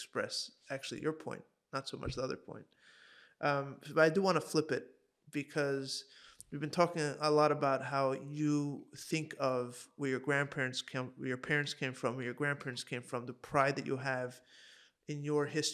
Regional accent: Hong Kong; I grew up in Hong Kong

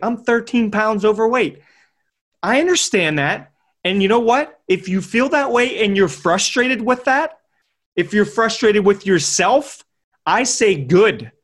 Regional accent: Pittsburgh, Pennsylvania, United States; I'm from Pittsburgh, P

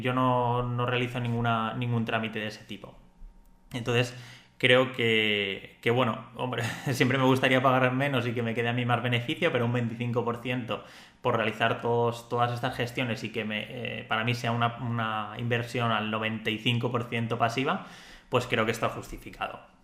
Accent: Spain; yo soy español, entonces a nivel de Andorra soy extranjero

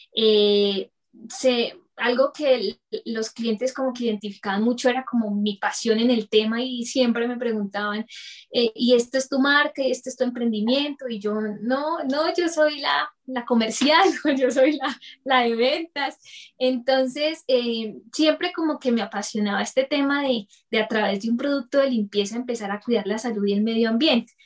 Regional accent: Bucaramanga, Santander, Colombia; moved away as an adult; now in Bogotá, Colombia; nací en Bucaramanga y actualmente vivo en Bogotá por temas de traslado de trabajo de mi esposo

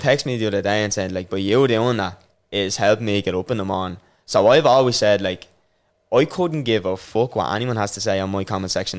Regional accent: Dublin, Leinster, Ireland; I grew up in Rossfield in uh, Jobstown

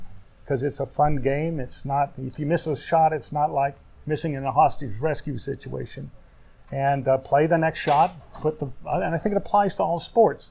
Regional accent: Wyoming, United States; now in Loudoun County, United States; I'm from Wyoming. I was raised on a cattle ranch.

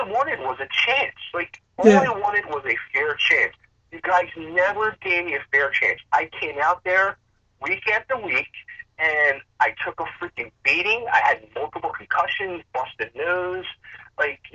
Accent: Upper Darby, Pennsylvania, United States; I'm originally from Upper Darby, Pennsylvania

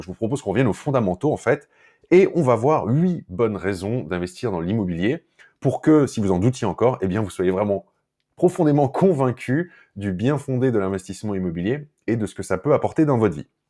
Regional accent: France; chez nous en France

